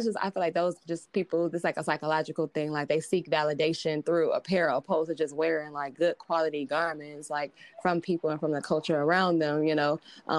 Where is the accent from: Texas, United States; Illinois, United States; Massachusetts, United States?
Illinois, United States; Chicago; moved away as an adult; now in New York, United States; I'm originally from Chicago, actually. And I moved out to New York to get my master's